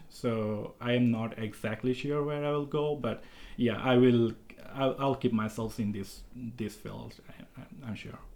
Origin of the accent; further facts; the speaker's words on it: Bangladesh; moved away as an adult; now in Utah, United States; I am originally from Bangladesh